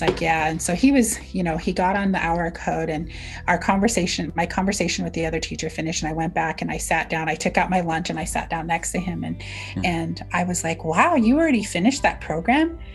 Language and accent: English; Navajo Nation, United States; first language Navajo; English is a second language; So I just introduced myself in Navajo.